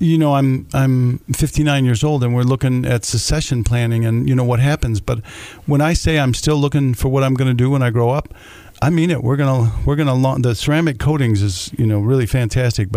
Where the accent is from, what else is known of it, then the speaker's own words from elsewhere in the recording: Jackson, Michigan, United States; I grew up over there on Waterloo Street, right down the street, you know, until I was 12, before we moved out to Vandercook